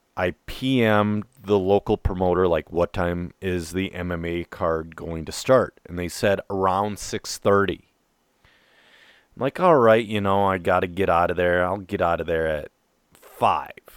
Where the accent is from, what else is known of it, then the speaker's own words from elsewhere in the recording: Minnesota, United States; I'm a Minnesotan